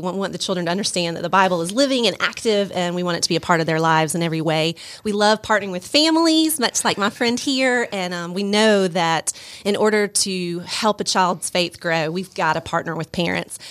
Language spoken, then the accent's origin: English; Stone Mountain, Georgia, United States; moved away as an adult; now in Rome, Georgia, United States; I grew up in the Stone Mountain, went to Tucker High School.